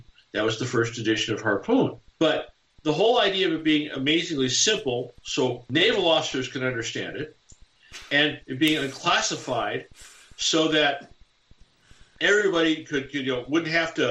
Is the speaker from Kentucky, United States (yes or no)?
no; St. Paul, Minnesota, United States; I grew up in St. Paul, Minnesota